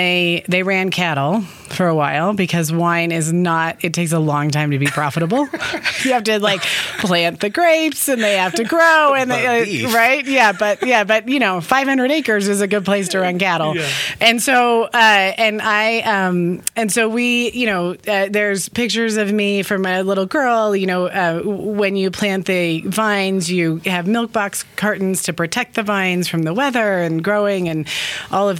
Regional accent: Napa Valley, California, United States; So I grew up in Napa Valley, which is a pretty neat place to grow up

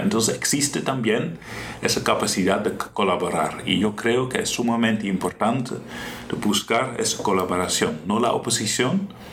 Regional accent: Netherlands; Spanish is a second language; moved away as an adult; now in Costa Rica; como padre, como soy yo, como esposo, que soy yo también, como holandés.

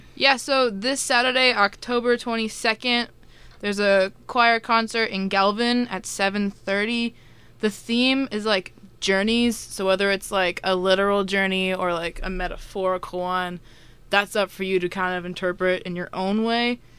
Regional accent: Minnesota, United States; moved away as an adult; I'm from Minnesota

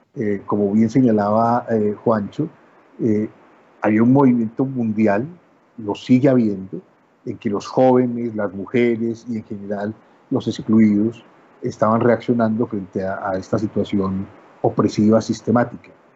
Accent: Colombia; como decimos en Colombia

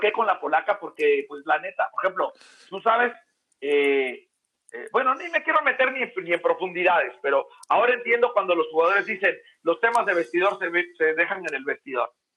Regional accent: Oaxaca, Mexico; moved away; also born or lived in Puebla; soy de Oaxaca

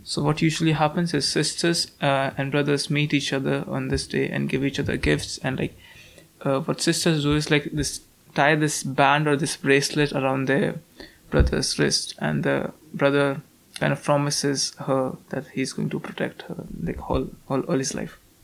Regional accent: Delhi, India; English is a second language; moved away as an adult; now in Stirling, United Kingdom; I'm from Delhi, which is like thrice the size of London

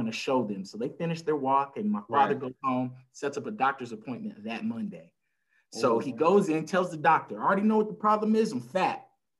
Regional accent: El Paso, Texas, United States; I'm originally from El Paso, Texas, right on the border of good old Mexico. I'm an Army brat. I've lived all over the world

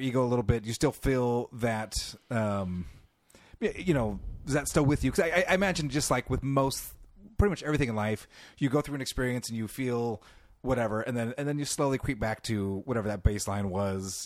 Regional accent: California, United States; accent: California; I'm from California

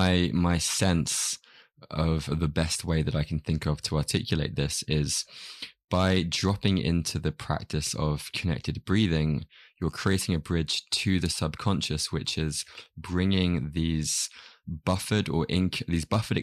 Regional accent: United Kingdom; It's cool being British.

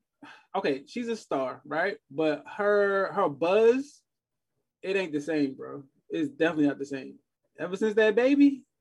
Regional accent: New York City, New York, United States; I'm from Queens.

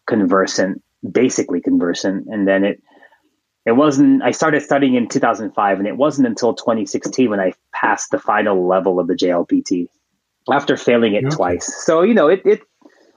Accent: San Francisco, California, United States; I'm from San Francisco

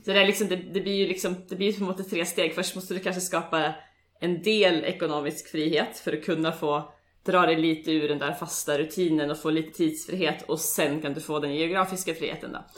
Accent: Sweden; moved away as an adult; now in Oslo, Norway; Jag är eh, från Sverige som säkert många av er hör

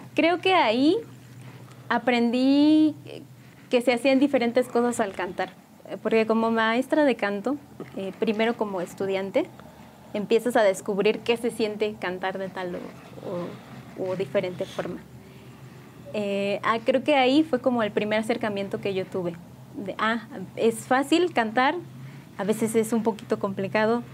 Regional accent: San Juan del Río, Querétaro, Mexico; yo soy originaria de aquí de San Juan del Río, pues aquí nací y aquí he crecido

